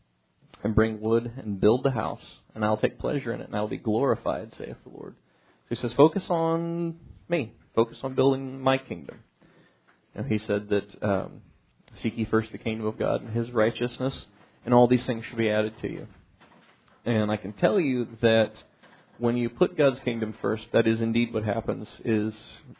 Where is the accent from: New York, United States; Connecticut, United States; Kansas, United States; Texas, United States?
Kansas, United States; growing up in Kansas, I know nothing about farming.